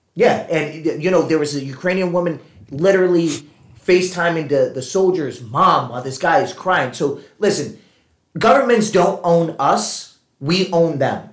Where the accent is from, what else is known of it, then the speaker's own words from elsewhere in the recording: Puerto Rico; I'm Puerto Rican